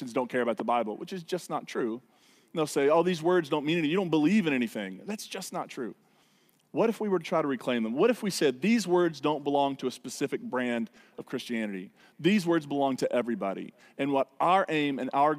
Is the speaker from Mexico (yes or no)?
no; United States; stubborn Americans